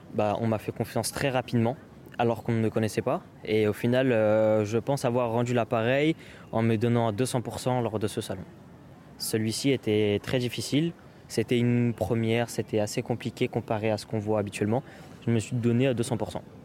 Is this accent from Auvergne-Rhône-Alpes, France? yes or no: no; Aulnay-sous-Bois, Île-de-France, France; moi-même, je viens d'Aulnay-sous-Bois